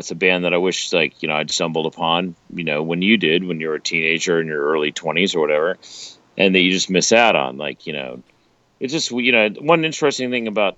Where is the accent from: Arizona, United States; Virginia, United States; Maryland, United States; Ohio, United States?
Virginia, United States; Richmond; growing up in Richmond, Virginia